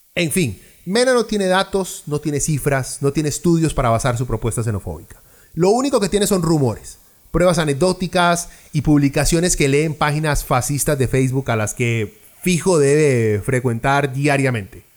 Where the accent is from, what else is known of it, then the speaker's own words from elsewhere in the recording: Lima, Peru; now in Costa Rica; yo nací en Perú, en Lima. Soy peruano, con pasaporte peruano y residencia tica. Tengo más de 25 años de vivir en este país.